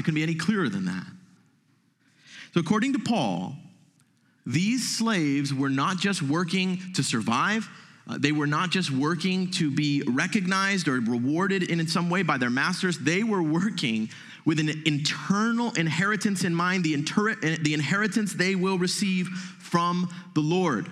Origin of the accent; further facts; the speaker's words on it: United States; as American Christians